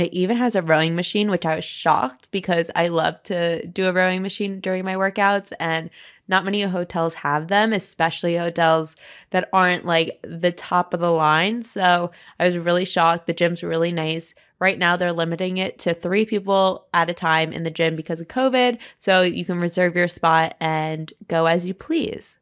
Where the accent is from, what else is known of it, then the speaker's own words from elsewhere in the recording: New York City, New York, United States; I'm a New Yorker